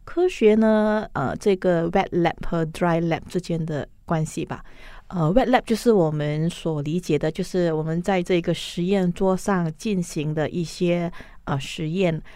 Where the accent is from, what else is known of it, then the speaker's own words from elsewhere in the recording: Malaysia; 我是一个标准的马来西亚人